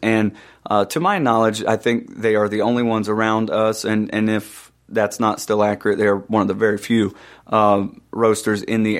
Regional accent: Atlanta, Georgia, United States; We were from Atlanta.

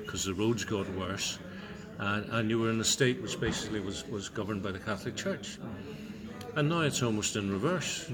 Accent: Ulster, Northern Ireland, United Kingdom; what I am, which was the old John Hewitt notion of I'm an Ulsterman, but I'm also Irish, British and European

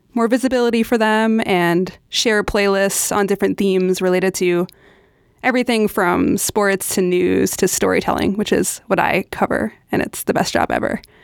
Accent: New York City, New York, United States; I am born and raised in New York City

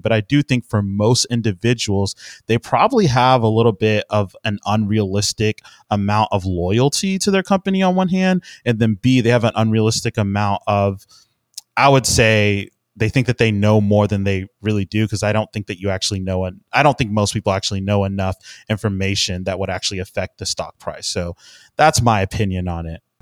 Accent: Houston, Texas, United States; I'm from Houston, Texas

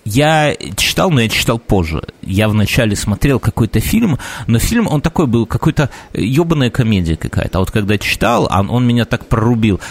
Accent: Belarus; мы, белорусы и поляки, по сути, в исторической какой-то перспективе, там взять там каких-нибудь 200, наверное, лет назад, это, в принципе, один народ был

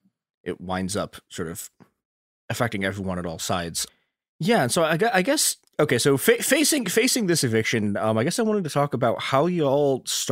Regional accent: Chicago, Illinois, United States; a terrifying and unfortunate product of my hometown, Chicago.

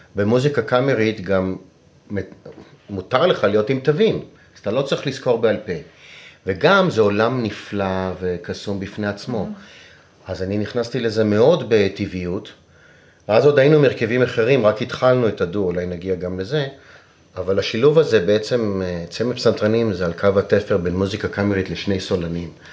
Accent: Israel; also born or lived in Rome; אני ישראלי שבילה די הרבה בחו"ל

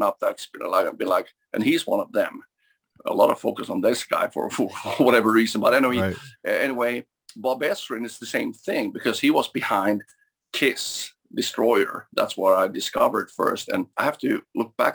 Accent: Sweden; growing up in Sweden, we were kind of limited in that sense.

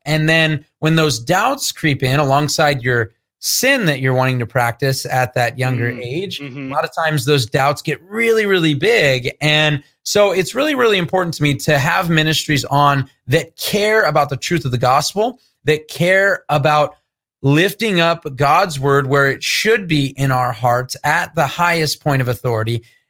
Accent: United States; I didn't know the Lord growing up. And then I had a nominal background of a Christian faith. Basically, I grew up in America, so I'm supposed to be Christian.

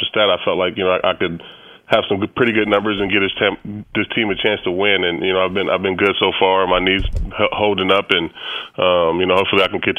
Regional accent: California, United States; I'm from California.

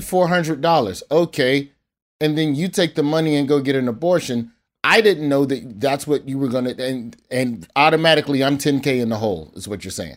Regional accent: Birmingham, Alabama, United States; I'm from Birmingham

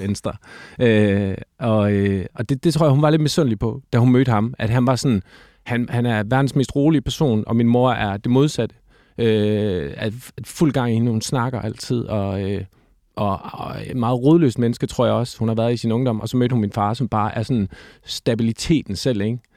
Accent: Silkeborg, Central Denmark Region, Denmark; moved away as an adult; also born or lived in Copenhagen; Jeg er født i Silkeborg. Øh, Silkeborg sygehus, for at være helt eksakt. Jeg, øh, og der, der har jeg boet øh, øh, hele mit, øh, mit øh, børne- og ungdomsliv, indtil, at, øh, indtil jeg flyttede til København som sådan noget 18-19-årig

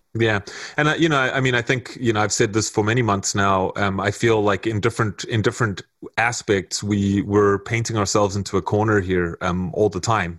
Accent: South Africa; now in Canada; I've lived here for 17 years now, um, going on 18 years. So I'm pretty much immersed in Canadian culture as much as I'm South African

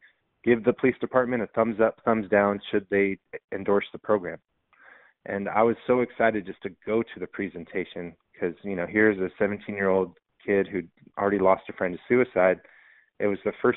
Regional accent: San Diego, California, United States; I grew up in San Diego

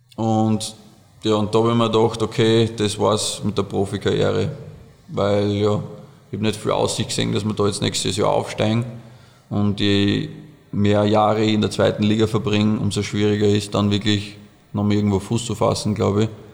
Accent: Oberdorf, Burgenland, Austria; bei uns in Oberdorf, wo wir aufgewachsen sind

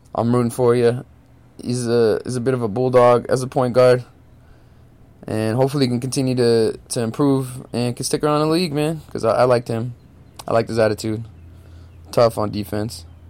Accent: Sacramento, California, United States; My hometown Sacramento Kings

